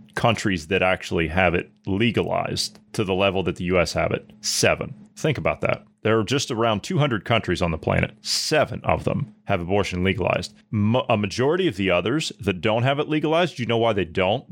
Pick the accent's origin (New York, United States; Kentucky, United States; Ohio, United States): Ohio, United States; my home state of Ohio